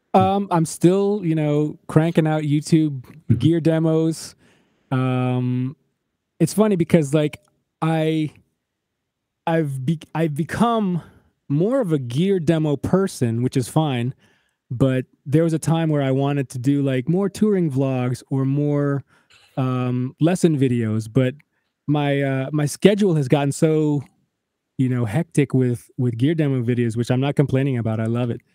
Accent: Michigan, United States; moved away; also born or lived in Chicago / Nashville; we're both from Michigan

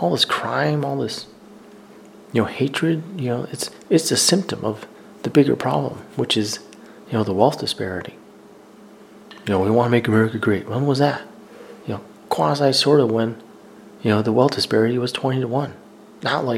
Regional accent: the South, United States; I'm from the South.

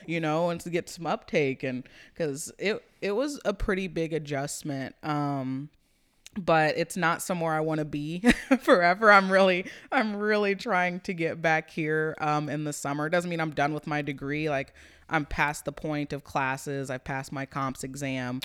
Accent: Topeka, Kansas, United States; growing up in Topeka

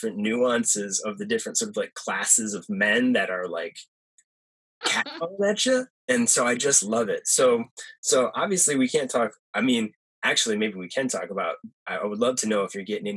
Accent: Perry, Michigan, United States; moved away; I grew up in a very small town in Michigan

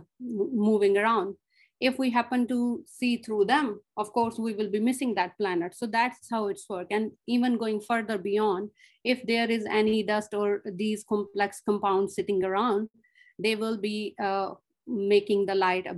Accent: Pakistan; moved away as an adult; now in Australia; I'm originally from Pakistan, where I have done my master's.

